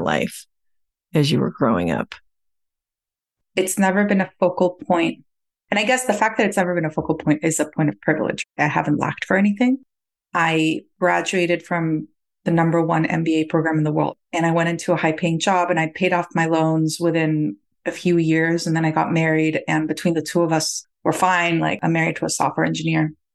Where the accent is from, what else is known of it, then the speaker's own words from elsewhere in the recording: Costa Rica; moved away as an adult; now in United States; I was born and raised in Costa Rica